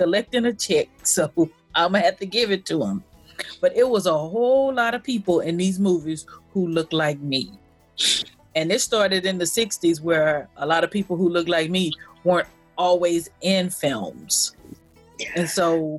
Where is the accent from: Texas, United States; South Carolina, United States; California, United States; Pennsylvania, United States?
Texas, United States; we're from Texas